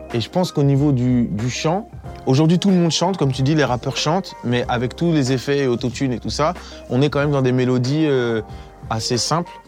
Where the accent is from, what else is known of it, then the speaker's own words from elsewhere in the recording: Évry, Île-de-France, France; je viens d'Evry à la base